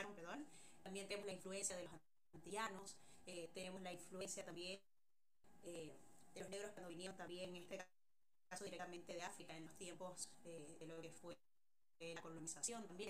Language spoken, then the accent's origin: Spanish; Panama; Yo de chica, bueno, acá en Panamá